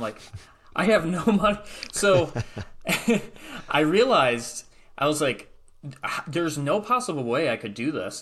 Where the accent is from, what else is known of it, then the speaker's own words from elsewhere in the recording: Michigan, United States; I'm from Michigan